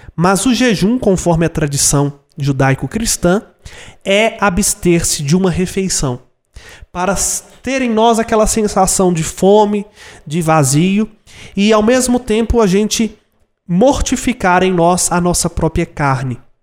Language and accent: Portuguese; Brazil; eu nunca saí do Brasil